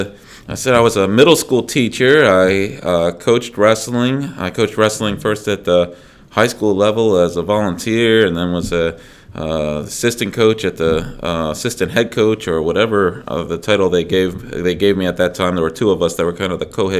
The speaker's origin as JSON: {"language": "English", "town": "Dover", "region": "Delaware", "country": "United States", "tie": "born or raised there", "also_born_or_lived": "Smyrna, Delaware", "said": "the district in which I grew up in Dover."}